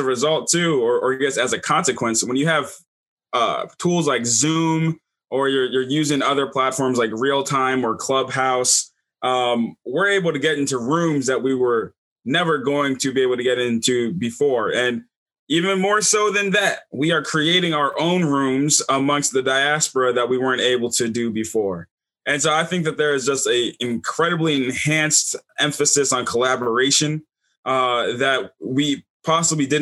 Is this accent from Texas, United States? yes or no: no; Baton Rouge, Louisiana, United States; I'm from Baton Rouge, Louisiana.